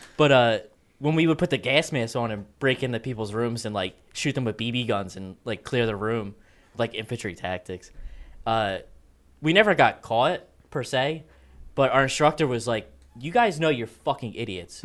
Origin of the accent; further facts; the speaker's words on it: East Coast, United States; I'm from the East Coast